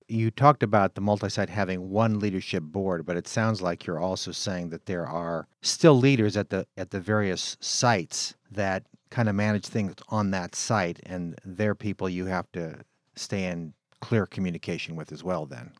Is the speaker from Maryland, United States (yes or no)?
no; California, United States; moved away as an adult; also born or lived in Midwest; I was raised in California, but since I've been in the Midwest